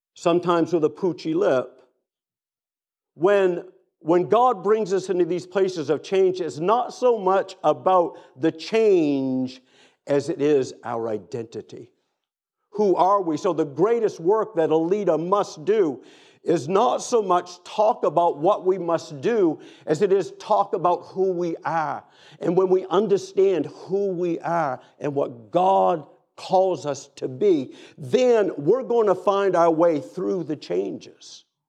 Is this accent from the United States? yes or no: yes; Down East Maine, United States; moved away; also born or lived in Boston area / Tennessee / Atlanta; I grew up in Down East Maine